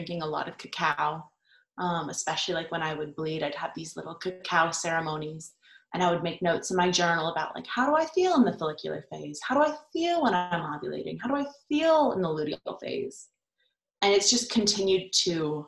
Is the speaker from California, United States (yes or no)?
yes; California, United States; I grew up in California at a very liberal school